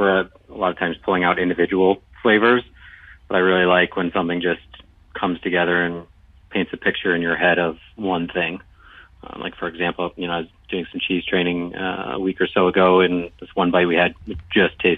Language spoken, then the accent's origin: English; Buffalo, New York, United States; I'm from Buffalo